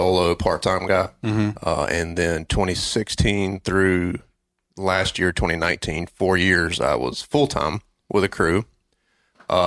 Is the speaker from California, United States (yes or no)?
no; North Carolina, United States; also born or lived in Boone, North Carolina; I was actually back in my hometown. I was a student at Appalachian State in Boone in the mountains of North Carolina, and I had moved back home to do an internship with a local police department